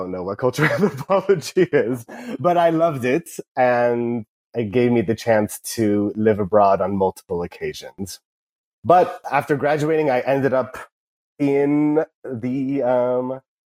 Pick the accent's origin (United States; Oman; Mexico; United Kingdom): United States; Irvine, California; I grew up in Irvine. I went to UC Irvine